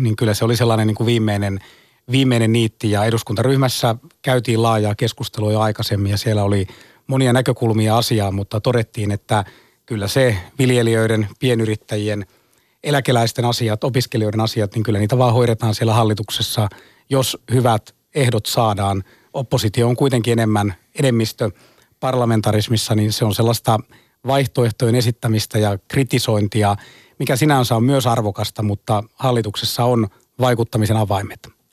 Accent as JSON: {"language": "Finnish", "region": "Ostrobothnia", "country": "Finland", "said": "itse tuun Pohjanmaalta, meillä on turkistalous."}